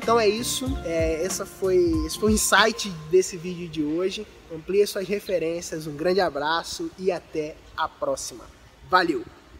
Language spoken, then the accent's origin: Portuguese; Rio de Janeiro, Brazil; no Rio de Janeiro, por exemplo, onde eu, de onde eu sou